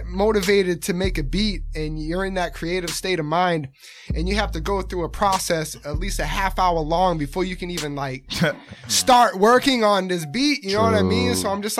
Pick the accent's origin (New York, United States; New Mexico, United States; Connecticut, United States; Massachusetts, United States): Massachusetts, United States; Rockland; I'm from Rockland.